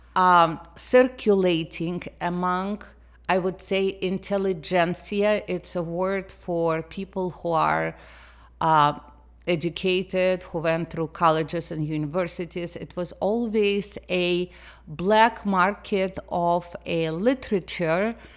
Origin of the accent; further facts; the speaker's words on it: Moscow, Russia; English is a second language; moved away as an adult; now in United States; I did not grow up in Russia. I grew up in the Soviet Union